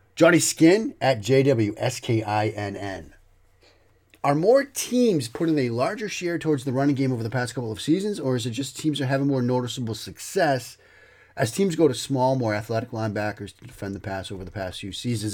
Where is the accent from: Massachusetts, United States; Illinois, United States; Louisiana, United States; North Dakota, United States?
Massachusetts, United States; Waltham; you hear the accent. If you listen to this, you know, I grew up around Boston in the Wal, in Waltham.